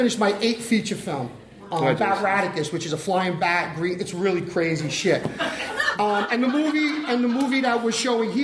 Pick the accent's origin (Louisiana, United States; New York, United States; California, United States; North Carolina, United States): New York, United States; New York City; I'm from the Bronx